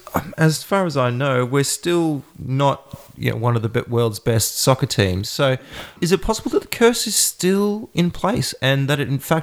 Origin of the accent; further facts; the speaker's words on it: Australia; as an Australian